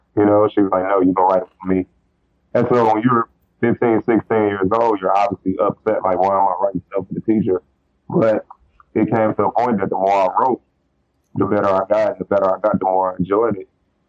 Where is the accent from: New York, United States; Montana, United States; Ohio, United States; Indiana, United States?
Indiana, United States; East Chicago; I grew up in East Chicago, Indiana. It's literally we're on the Illinois-Indiana border. I can walk to Chicago from some parts of my city.